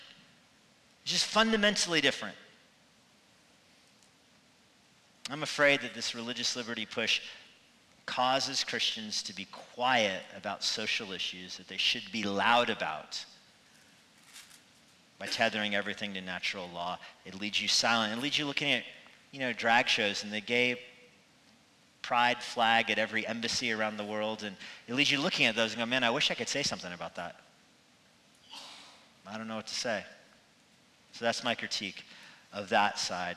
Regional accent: United States; our own country, for the United States

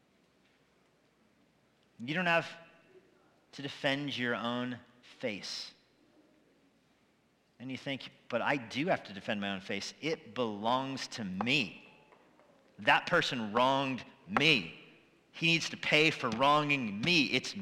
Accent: United States; As an American

